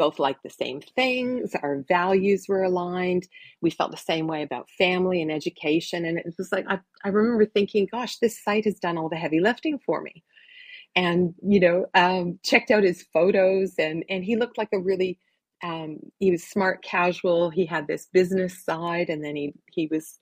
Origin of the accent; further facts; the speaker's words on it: Oshawa, Ontario, Canada; I grew up in Oshawa, Ontario